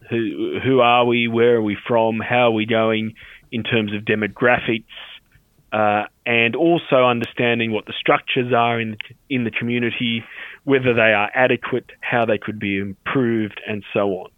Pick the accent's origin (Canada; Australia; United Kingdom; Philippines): Australia; Sydney, New South Wales; I grew up in the Australian Armenian community here in Sydney